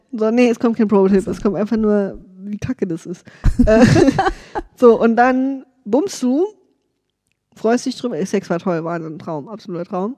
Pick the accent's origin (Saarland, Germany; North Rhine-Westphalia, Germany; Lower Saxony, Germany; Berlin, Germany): Saarland, Germany; im Saarland, wo ich herkomme